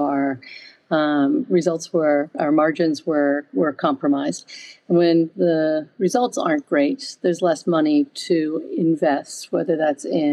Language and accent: English; United States; accent: American; moved away as an adult; also born or lived in Paris, France; now in United Kingdom; I did start my career in the United States, hence my accent, but the majority of it has been here in the UK